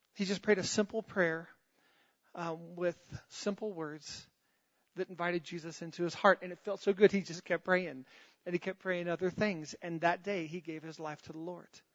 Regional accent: United States; I'm a Christian before I'm an American. And I love being an American

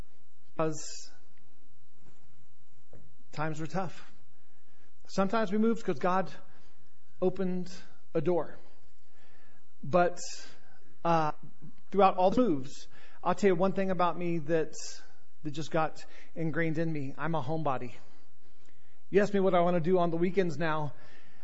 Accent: North Carolina, United States; also born or lived in Charlotte, North Carolina / Virginia; I was born on January 8th, 1970, in Charlotte, North Carolina

